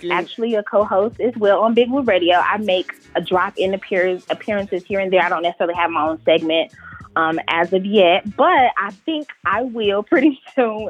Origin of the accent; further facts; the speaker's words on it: Charlotte, North Carolina, United States; I am in North Carolina. I'm from Charlotte.